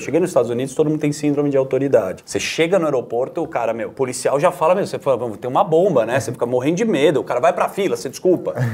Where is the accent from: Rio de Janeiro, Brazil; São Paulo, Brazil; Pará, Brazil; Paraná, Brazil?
São Paulo, Brazil; Higienópolis; nasci criado em Genópolis